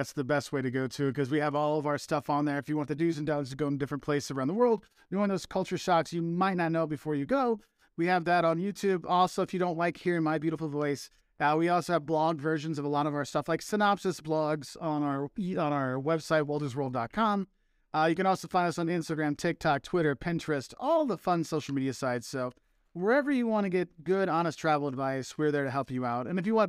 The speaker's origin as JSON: {"language": "English", "region": "Illinois", "country": "United States", "tie": "born or raised there", "said": "Yes, I was born in Illinois."}